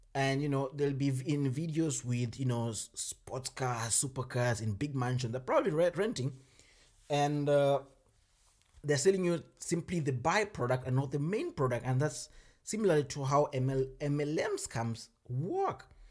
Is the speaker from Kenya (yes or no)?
yes; Kenya; moved away as an adult; now in Germany; I come from Kenya